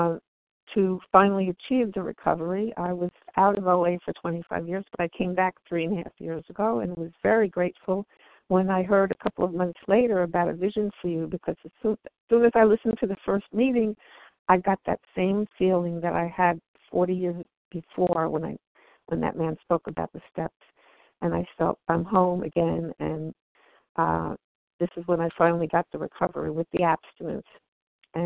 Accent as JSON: {"language": "English", "region": "New Jersey", "country": "United States", "said": "I'm from New Jersey"}